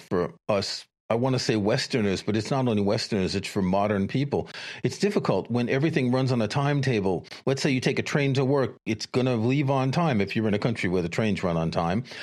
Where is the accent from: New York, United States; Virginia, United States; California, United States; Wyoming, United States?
New York, United States; New York City; I grew up in New York City, I commuted from Queens to Manhattan